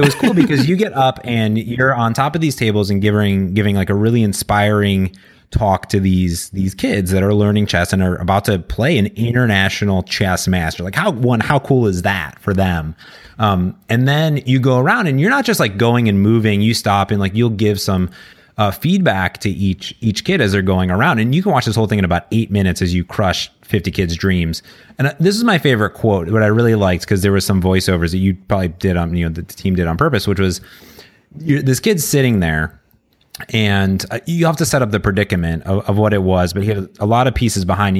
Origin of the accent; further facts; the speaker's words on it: Cleveland, Ohio, United States; my hometown of Cleveland